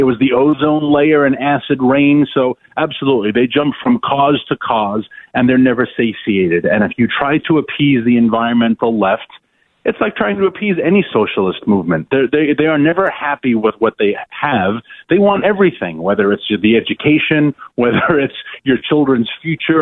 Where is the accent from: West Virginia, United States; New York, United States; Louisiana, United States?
New York, United States; New York City; when I was a kid growing up in Queens